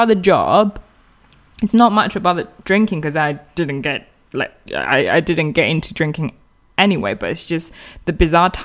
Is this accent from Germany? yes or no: no; close to Shanghai, East China, China; English is a second language; moved away as an adult; now in England; my hometown is a quite small city in China